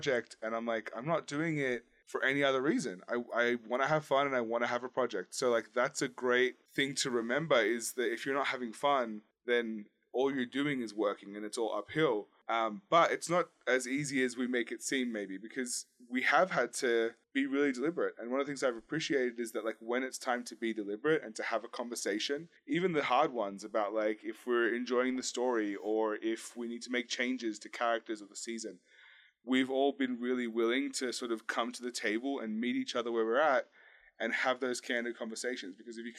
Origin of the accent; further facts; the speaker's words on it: Australia; I mean, I grew up in Australia, so really I've met as many dangerous animals as anyone really needs to in one lifetime.